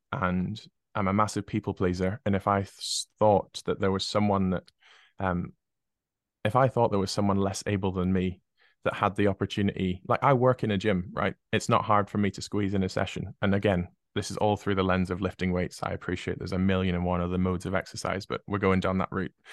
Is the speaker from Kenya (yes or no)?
no; United Kingdom; being British